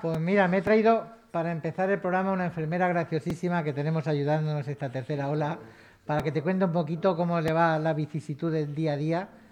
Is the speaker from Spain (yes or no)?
yes; Albacete, Castilla-La Mancha, Spain; yo soy de Albacete